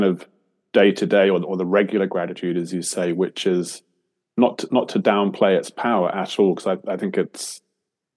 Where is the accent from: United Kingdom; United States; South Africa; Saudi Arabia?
United Kingdom; England; now in Australia; I'm an Englishman in England at the moment for the first time in a while. I've lived in Australia for the last 20 years